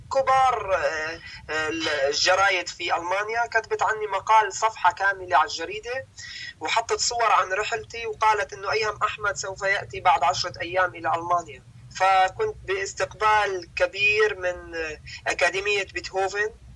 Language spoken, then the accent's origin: Arabic; Damascus, Damascus Governorate, Syria; moved away as an adult; also born or lived in Homs; انا ولدت في مخيم اليرموك تعلمت في مدارس الاونير